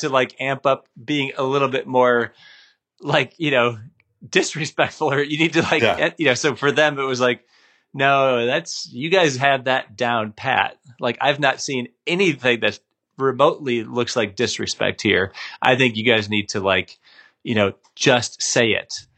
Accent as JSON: {"language": "English", "region": "Minnesota", "country": "United States", "tie": "born or raised there", "said": "I grew up in the Midwest. I grew up in Minnesota"}